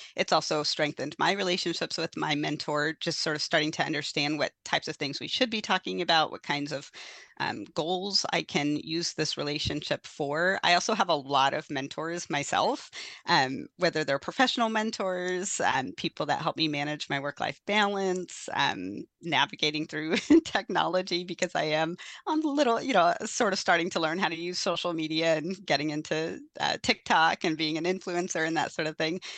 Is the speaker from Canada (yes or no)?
no; Forks, Washington, United States; moved away; also born or lived in Fort Hall, Idaho; I actually grew up in the Quileute Reservation, though, in, uh, located by Forks, Washington